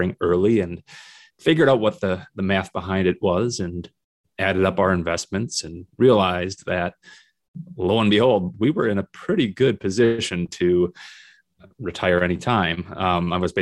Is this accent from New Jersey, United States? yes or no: no; Minnesota, United States; also born or lived in South Dakota; now in Northern Michigan, United States; Minnesota, which is my home state